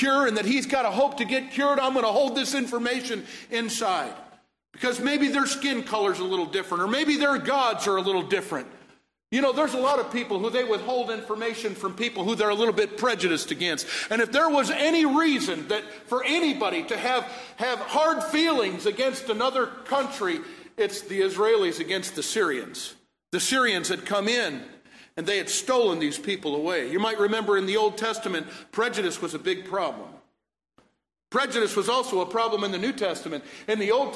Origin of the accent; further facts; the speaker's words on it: Warren, Michigan, United States; moved away; also born or lived in Detroit, Michigan / Indiana; I grew up in Warren. At a church in Warren, Michigan, and I remember singing that in Sunday school when I was a little boy